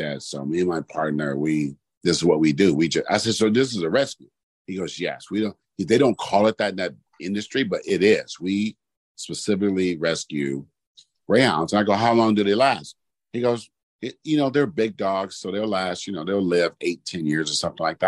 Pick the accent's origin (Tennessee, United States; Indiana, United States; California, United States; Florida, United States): California, United States; Bay Area; I grew up in the Bay Area